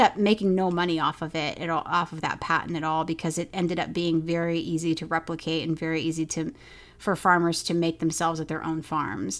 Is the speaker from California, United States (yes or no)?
no; Oklahoma, United States; I grew up in Oklahoma